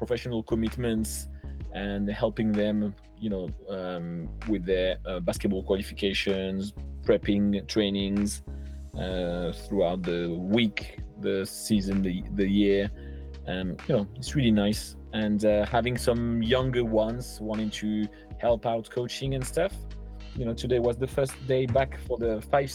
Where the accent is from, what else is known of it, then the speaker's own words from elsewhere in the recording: Langon, Nouvelle-Aquitaine, France; English is a second language; moved away as an adult; also born or lived in Portsmouth; It's my hometown. We grew up with my wife here